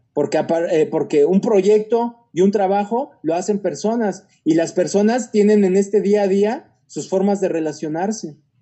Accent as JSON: {"language": "Spanish", "country": "Mexico", "also_born_or_lived": "South America", "moved": "as an adult", "said": "Como mexicanos"}